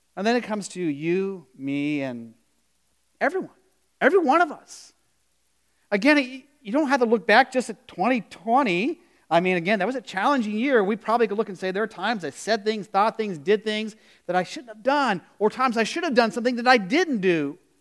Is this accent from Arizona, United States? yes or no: yes; Arizona, United States; growing up in Arizona